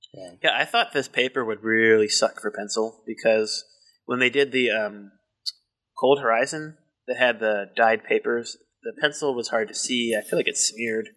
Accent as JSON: {"language": "English", "town": "Baltimore", "region": "Maryland", "country": "United States", "accent": "Baltimore", "said": "I don't cover up my Baltimore accent as well as I think"}